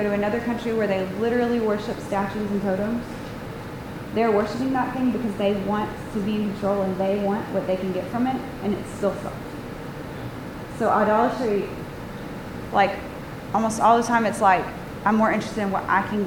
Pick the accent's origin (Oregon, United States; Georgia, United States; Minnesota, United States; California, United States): Georgia, United States; Atlanta; I'm from Atlanta